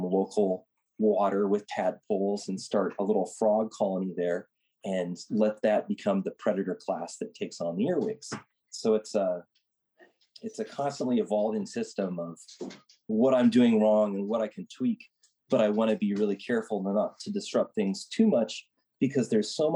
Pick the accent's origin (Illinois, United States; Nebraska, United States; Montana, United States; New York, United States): Nebraska, United States; moved away; I grew up in Nebraska and helped in a garden there